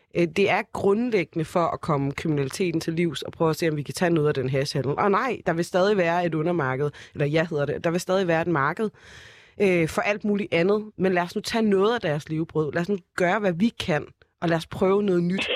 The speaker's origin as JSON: {"language": "Danish", "town": "Copenhagen", "region": "Capital Region of Denmark", "country": "Denmark", "said": "jeg er fra Brøndshøj Husum"}